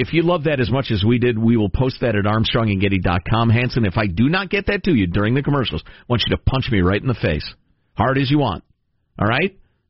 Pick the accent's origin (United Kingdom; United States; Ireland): Ireland; And I'm an Irishman.